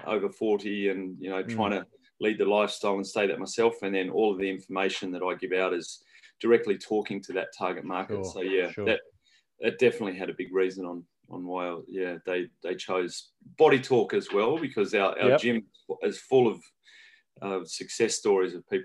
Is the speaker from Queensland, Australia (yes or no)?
no; regional New South Wales, Australia; now in New Zealand; I'm Australian originally